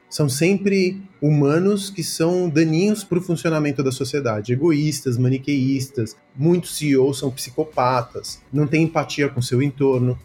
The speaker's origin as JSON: {"language": "Portuguese", "country": "Brazil", "tie": "born or raised there", "also_born_or_lived": "Córdoba, Argentina", "said": "sou filho, neto e bisneto de comunistas, de militantes comunistas aqui no Brasil. E aí eu vim para cá com 5 anos de idade"}